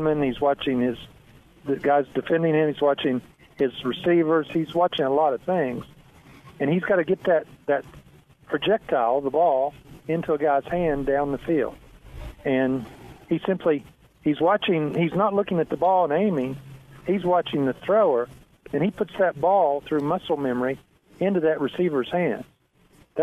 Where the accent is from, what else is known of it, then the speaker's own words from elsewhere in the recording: West Virginia, United States; now in Texas, United States; I was raised in West Virginia, and my family were all mountain people